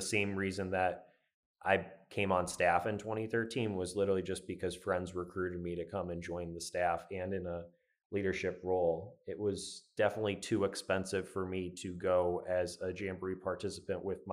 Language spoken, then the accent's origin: English; northeastern Pennsylvania, United States; now in Philadelphia, United States; I hail from Luapanu Lodge in northeastern Pennsylvania. Currently reside in Philadelphia